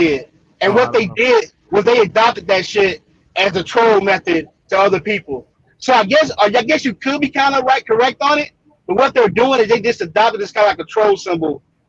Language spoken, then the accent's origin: English; the South, United States; I'm from the South